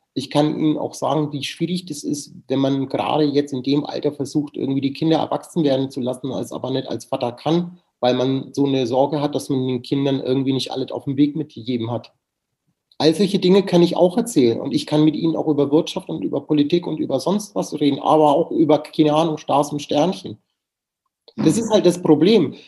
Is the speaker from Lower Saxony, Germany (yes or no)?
no; Nuremberg, Bavaria, Germany; now in Cologne, Germany; Ich liebe Nürnberg, das ist meine Heimatstadt